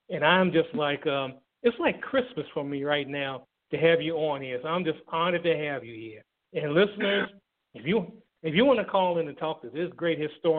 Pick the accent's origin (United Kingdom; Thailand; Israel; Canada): Thailand; now in United States; be it in my hometown in Thailand